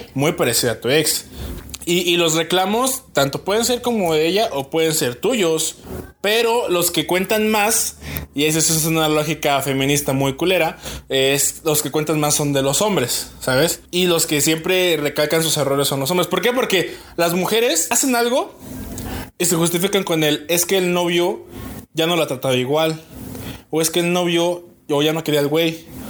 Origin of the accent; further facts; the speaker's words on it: Querétaro, Mexico; soy de aquí de Querétaro